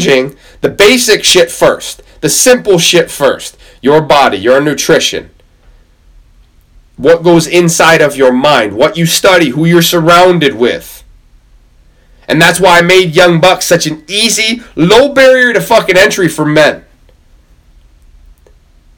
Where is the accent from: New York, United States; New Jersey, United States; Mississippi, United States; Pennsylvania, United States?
New York, United States; Camrose; I'm from Camrose in New York.